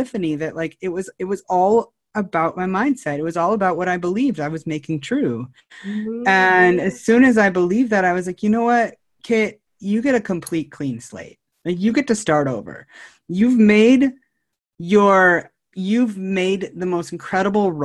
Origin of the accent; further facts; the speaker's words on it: Northern California, United States; also born or lived in Chico, Red Bluff area / San Luis Obispo, California; now in San Diego, United States; I'm originally from Northern California, and back of the woods, redneck, Northern California